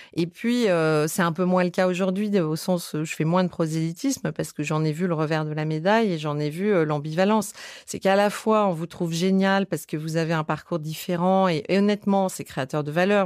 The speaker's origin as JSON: {"language": "French", "town": "Bordeaux", "region": "Nouvelle-Aquitaine", "country": "France", "tie": "born or raised there", "moved": "yes", "said": "je suis née à Bordeaux"}